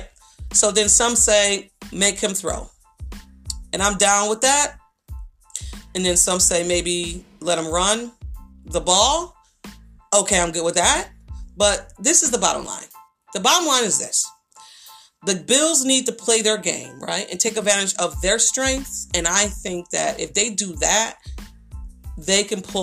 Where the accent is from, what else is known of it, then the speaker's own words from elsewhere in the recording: Buffalo, New York, United States; I'm from Buffalo, New York